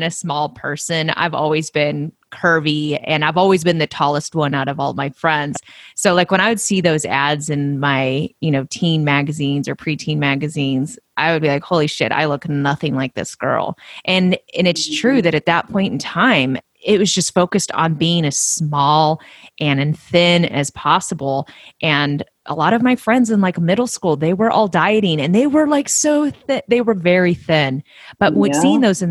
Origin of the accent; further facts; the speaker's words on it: United States; also born or lived in Oregon / California; I grew up partly in Oregon and partly in California.